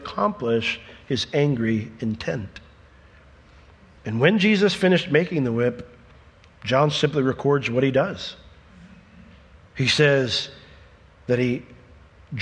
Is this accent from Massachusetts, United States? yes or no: no; Altamonte Springs, Florida, United States; I grew up in Altamont Springs